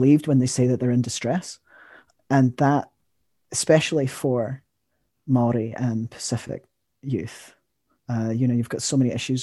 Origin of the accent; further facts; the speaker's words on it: Scotland, United Kingdom; now in New Zealand; I am Scottish